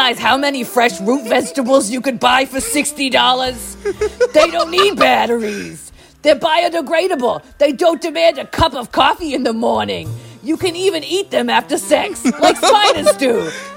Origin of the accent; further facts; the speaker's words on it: Canada; also born or lived in Australia; I grew up in Canada as a teenager